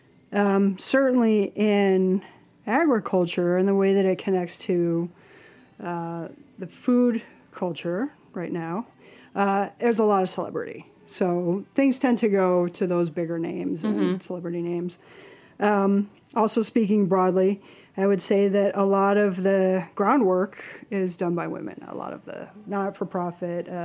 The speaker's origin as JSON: {"language": "English", "region": "Midwest", "country": "United States", "moved": "yes", "lives_now": "New York, United States", "said": "being a Midwesterner"}